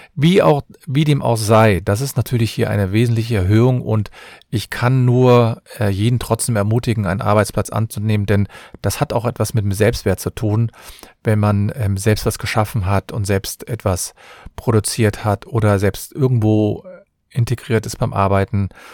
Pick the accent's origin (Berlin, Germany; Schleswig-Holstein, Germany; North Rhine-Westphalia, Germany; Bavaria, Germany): North Rhine-Westphalia, Germany; Cologne; ich komme aus Köln